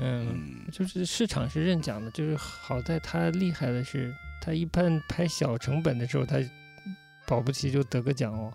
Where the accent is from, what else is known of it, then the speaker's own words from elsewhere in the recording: China; 我也是中国人嘛